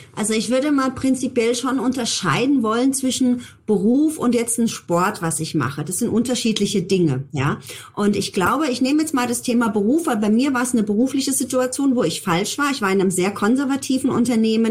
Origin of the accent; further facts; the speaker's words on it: Germany; bei uns in Deutschland